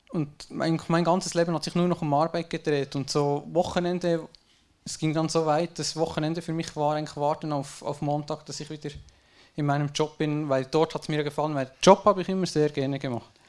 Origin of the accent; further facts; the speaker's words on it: Switzerland; geboren bin ich in einem schön vertrauten kleinen Dorf in der Schweiz. Äh, ich sage, ich hatte eine gute Kindheit, schön behütet von den Eltern und so.